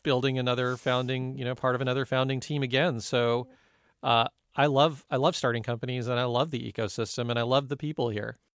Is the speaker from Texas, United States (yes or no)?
no; Silicon Valley, California, United States; as a young Indian person here growing up in the Silicon Valley